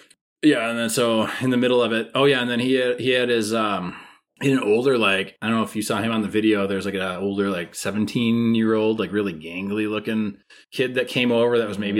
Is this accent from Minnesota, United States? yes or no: yes; Minnesota, United States; As a Minnesotan.